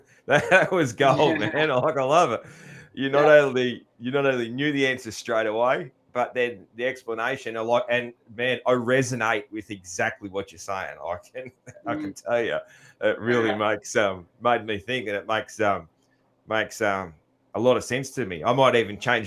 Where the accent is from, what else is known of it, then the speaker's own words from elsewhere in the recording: Australia; I'm a bad Australian